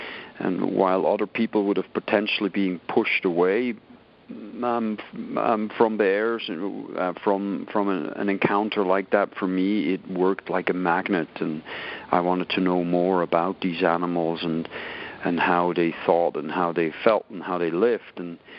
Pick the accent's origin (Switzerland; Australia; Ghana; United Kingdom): Switzerland; English is a second language; moved away as an adult; I was 19 years old when this happened. I was young and naive. I barely spoke any English. I was pretty fresh out of Switzerland.